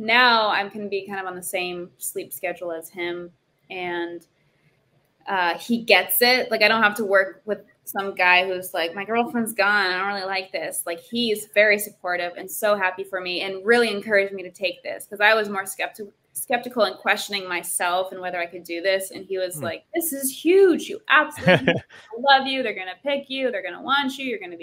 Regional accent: Lowell, Massachusetts, United States; my hometown that I grew up in, Lowell, Massachusetts

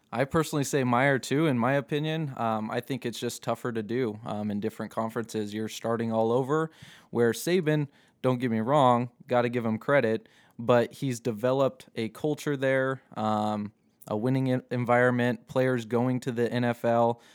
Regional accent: Seattle, Washington, United States; also born or lived in Las Vegas; now in Boise, United States; I grew up in Seattle

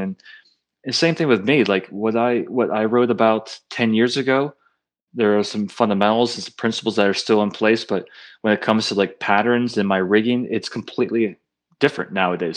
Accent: Pennsylvania, United States; when I grew up in Pennsylvania, I mean, I grew up in, like, the sticks up in the country, north country

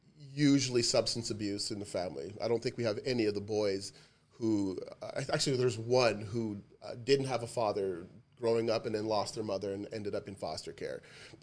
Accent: Canada; Yeah, so am I. I'm Canadian.

